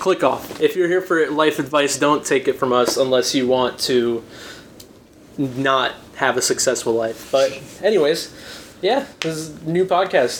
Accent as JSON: {"language": "English", "town": "Kansas City", "region": "Kansas", "country": "United States", "tie": "born or raised there", "said": "we're from Kansas, all of us"}